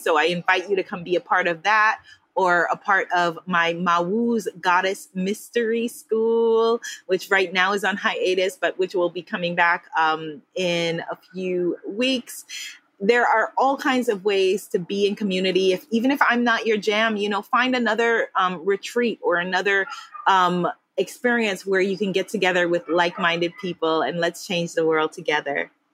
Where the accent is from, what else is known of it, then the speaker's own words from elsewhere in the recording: United States; moved away as an adult; me, as the American